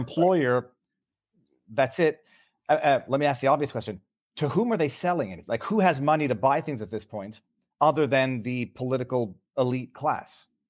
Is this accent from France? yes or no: no; Canada; I'm, I'm second generation Canadian